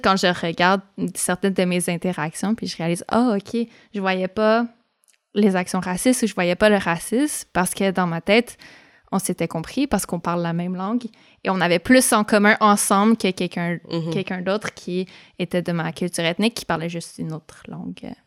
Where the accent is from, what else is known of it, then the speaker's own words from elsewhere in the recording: Montreal, Quebec, Canada; J'ai grandi à Montréal